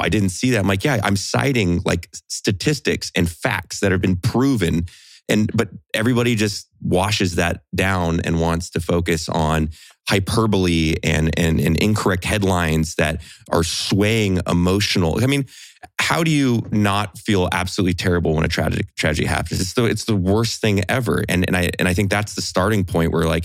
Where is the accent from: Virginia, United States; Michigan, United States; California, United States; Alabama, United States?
California, United States; Central; I came from Central California